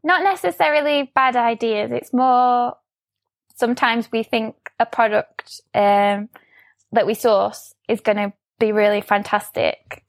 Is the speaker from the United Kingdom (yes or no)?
yes; Sheffield, Yorkshire and the Humber, United Kingdom; I'm from Sheffield, um, so I still live here, um, born and bred.